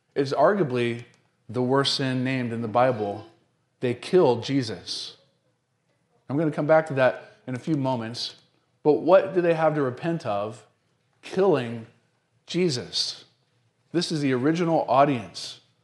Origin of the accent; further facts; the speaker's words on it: the South, United States; I'm from the South